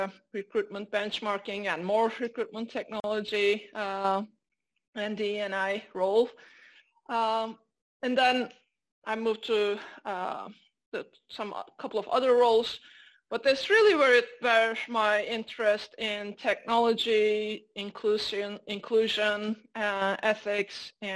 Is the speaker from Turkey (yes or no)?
yes; Turkey; moved away as an adult; also born or lived in London, United Kingdom; now in United States; I'm Turkish American, Turkish by birth, American by marriage